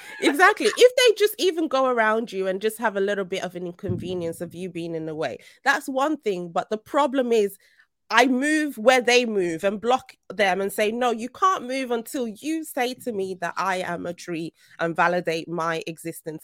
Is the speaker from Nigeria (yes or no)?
yes; Nigeria; now in United Kingdom; I'm Nigerian